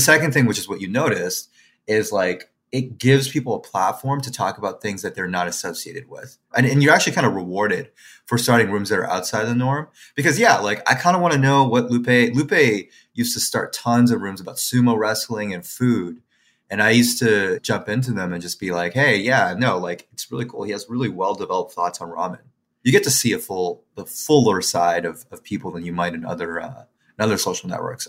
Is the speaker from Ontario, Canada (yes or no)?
no; Quebec, Canada; I'm a Chinese person who grew up in Quebec, right, or Canadian, Chinese Canadian who grew up in Quebec